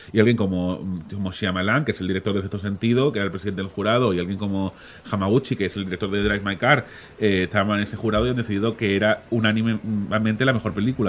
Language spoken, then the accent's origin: Spanish; Málaga, Andalusia, Spain; somos malagueños